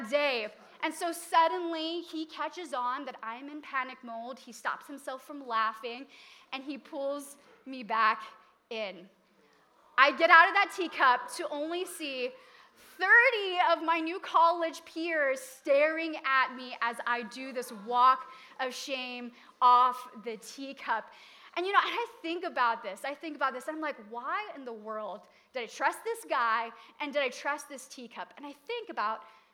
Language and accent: English; Hawaii, United States; moved away as an adult; I was from Hawaii